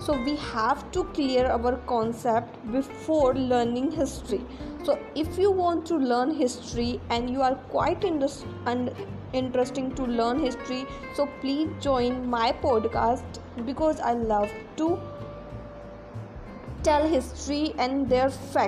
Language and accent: English; Jaipur, Rajasthan, India; I am from Jaipur